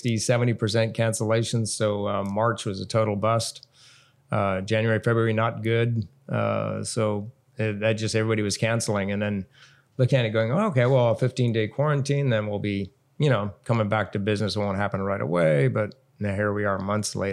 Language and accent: English; Southern California, United States; now in Hawaii, United States; Growing up in Southern California